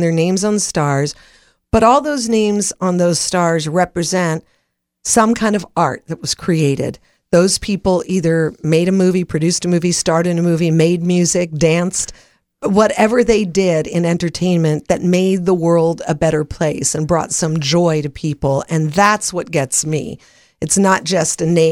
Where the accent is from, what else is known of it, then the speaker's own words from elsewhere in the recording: Los Angeles, California, United States; I grew up in the Hollywood Hills and I could see the Hollywood sign on my way to my friend's house